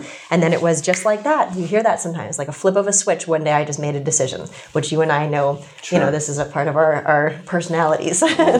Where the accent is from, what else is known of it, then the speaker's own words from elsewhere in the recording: United States; I am East Asian. I'm also American.